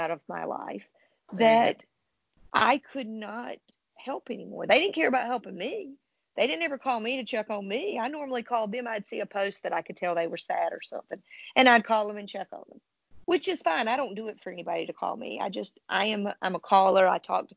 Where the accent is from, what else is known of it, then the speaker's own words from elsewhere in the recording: the South, United States; I was raised in the South